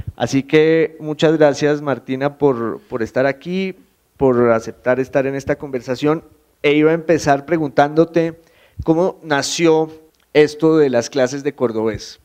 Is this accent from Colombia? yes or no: yes; Popayán, Cauca, Colombia; now in Bogotá, Colombia; yo soy de Popayán y, en Popayán también tenemos nuestro, nuestro idioma